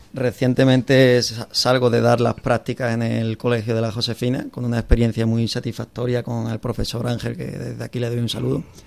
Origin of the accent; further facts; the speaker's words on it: La Palma del Condado, Andalusia, Spain; moved away as an adult; now in Cáceres, Spain; Vengo de La Palma del Condado, en Huelva